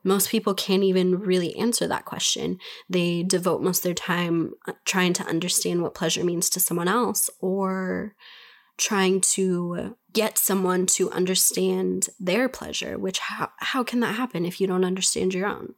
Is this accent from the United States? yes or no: yes; United States; I'm an American. I'm speaking from America